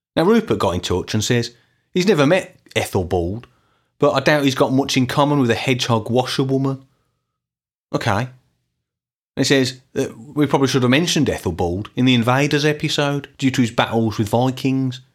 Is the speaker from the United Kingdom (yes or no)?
yes; Birmingham, West Midlands, United Kingdom; in the nineteen eighties and nineteen nineties, growing up in Birmingham.